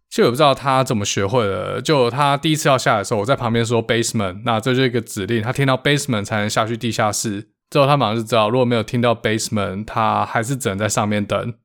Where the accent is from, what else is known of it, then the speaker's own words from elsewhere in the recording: Taiwan; moved away as an adult; also born or lived in Seattle, United States; now in United States; 毕竟还是一个台湾人，在亚热带地区长大